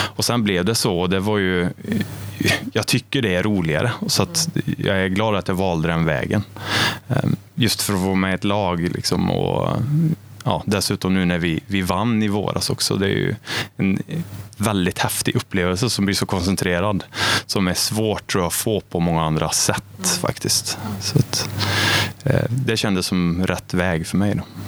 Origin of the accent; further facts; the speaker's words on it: Arvika, Värmland, Sweden; also born or lived in Stockholm / Åre; now in Karlstad, Sweden; jag är uppvuxen i Arvika